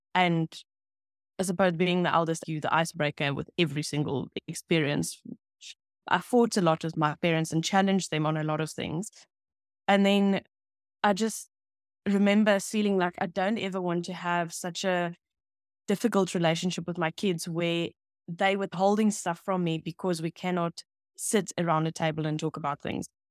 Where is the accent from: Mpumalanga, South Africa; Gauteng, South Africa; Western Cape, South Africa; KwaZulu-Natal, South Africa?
Gauteng, South Africa; Pretoria; English is a second language; I grew up in Pretoria East in the N T A community